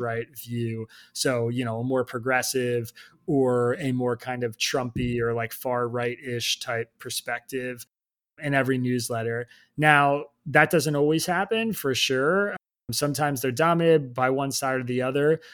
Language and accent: English; Bucks County, Pennsylvania, United States; I grew up in Bucks County, Pennsylvania